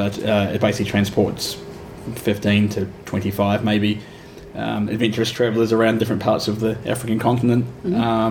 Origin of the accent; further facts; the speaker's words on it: Ashburton, Canterbury, New Zealand; moved away as an adult; now in Melbourne, Australia; I grew up in a small town in New Zealand called Ashburton